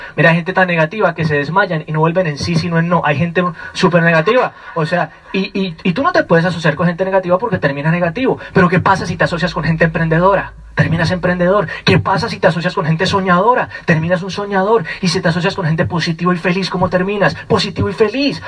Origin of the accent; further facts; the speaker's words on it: Colombia; vengo directamente desde Colombia